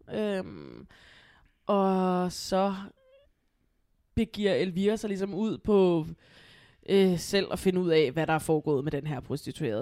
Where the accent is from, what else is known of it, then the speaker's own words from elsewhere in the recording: Copenhagen, Capital Region of Denmark, Denmark; jeg er selv opvokset på Amager